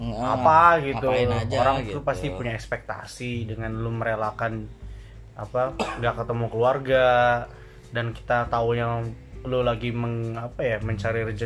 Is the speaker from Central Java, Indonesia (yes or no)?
no; Bandung, West Java, Indonesia; semenjak di mana ya gue pertama kali rantau tuh dari gue orang Bandung dan ngerantau ke Semarang